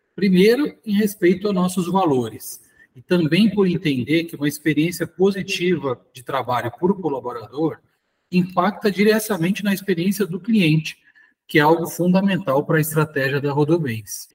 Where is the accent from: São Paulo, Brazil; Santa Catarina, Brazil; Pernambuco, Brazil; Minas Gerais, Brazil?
São Paulo, Brazil; São José do Rio Preto; eu sou nascido aqui em São José do Rio Preto, morei muito tempo em São Paulo